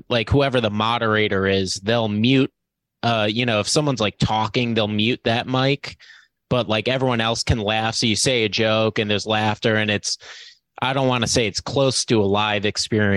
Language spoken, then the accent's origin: English; East Coast, United States; also born or lived in Los Angeles; now in New York, United States; I'm from the East Coast originally